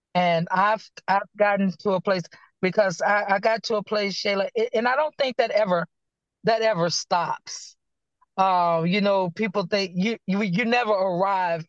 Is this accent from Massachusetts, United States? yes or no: no; Danville, Virginia, United States; now in Clayton, United States; I am originally from Danville, Virginia. I currently reside in Clayton, North Carolina